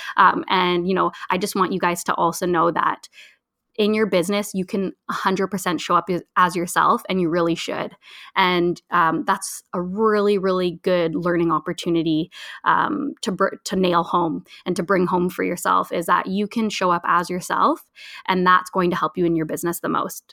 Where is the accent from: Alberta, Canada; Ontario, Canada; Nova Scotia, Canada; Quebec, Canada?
Ontario, Canada; I'm originally from Ontario